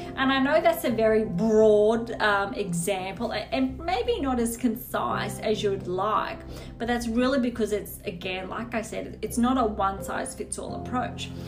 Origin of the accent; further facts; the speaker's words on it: Australia; as an Australian